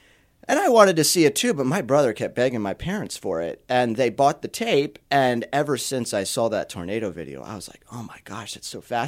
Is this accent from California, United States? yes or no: no; York, Pennsylvania, United States; Yeah. So I was born and raised in York. Grew up in a, if you call it a suburb of York, Spry.